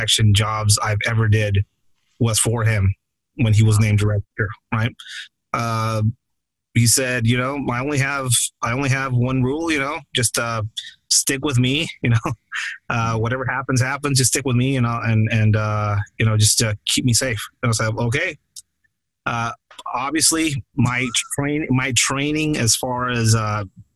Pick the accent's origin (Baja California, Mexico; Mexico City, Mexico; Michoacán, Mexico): Baja California, Mexico; Tijuana; my hometown of Tijuana